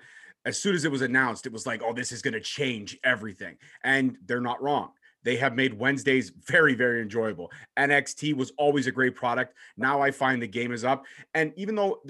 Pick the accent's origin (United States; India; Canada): Canada; Brampton, Ontario; I'm from Brampton